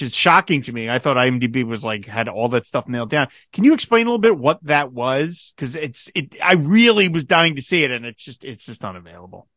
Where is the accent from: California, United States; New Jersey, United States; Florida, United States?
New Jersey, United States; As a New Jersey native